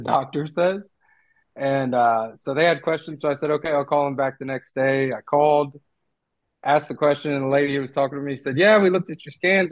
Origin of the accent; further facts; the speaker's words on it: Ohio, United States; moved away; Being born and raised in Ohio, I wrestled from as long as I can really remember.